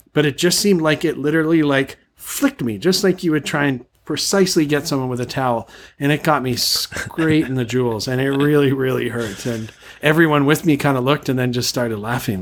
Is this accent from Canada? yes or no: yes; Canada; moved away as an adult; now in Thailand; I'm from Canada